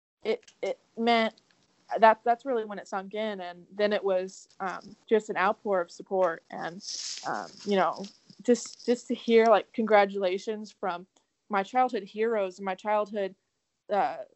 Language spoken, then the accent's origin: English; Southern California, United States; moved away as an adult; also born or lived in Arizona; now in Arkansas, United States; I born and raised in California, Southern California